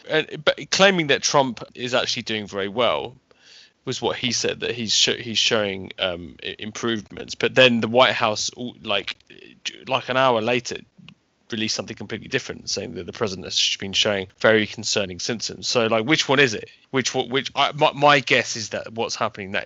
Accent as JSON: {"language": "English", "country": "United Kingdom", "said": "I'm British"}